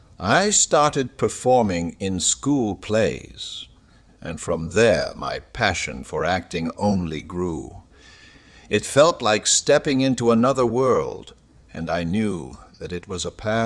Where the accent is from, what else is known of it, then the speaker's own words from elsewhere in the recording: Detroit, Michigan, United States; I grew up in Detroit, Michigan during the Great Depression, which brought with it certain hardships.